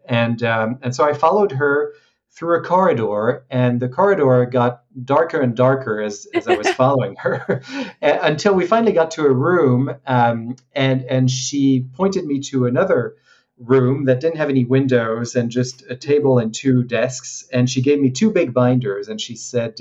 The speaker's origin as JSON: {"language": "English", "country": "France", "tie": "born or raised there", "also_born_or_lived": "Hong Kong", "moved": "as an adult", "said": "I grew up in France, so uh, I graduated in, in Paris"}